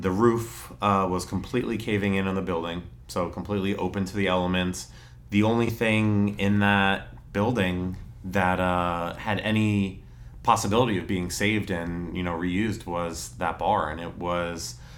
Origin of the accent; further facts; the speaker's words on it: New Tripoli, Pennsylvania, United States; also born or lived in Emmaus; I grew up out in New Tripoli, went to Northwestern Lehigh